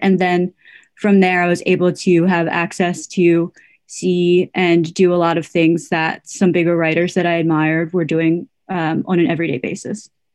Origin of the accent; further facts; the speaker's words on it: United States; I am Korean American